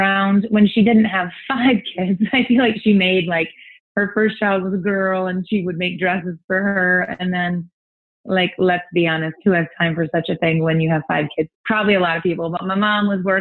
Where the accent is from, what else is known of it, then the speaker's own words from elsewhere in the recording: Toledo, Ohio, United States; also born or lived in Milwaukee, Wisconsin; we were in South Toledo where I grew up since I was five, went to the same school since third through 12th grade